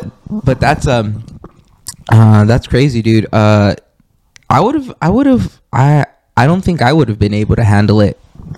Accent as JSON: {"language": "English", "country": "Mexico", "said": "I've never felt that because I am Mexican and I grew up around Mexicans."}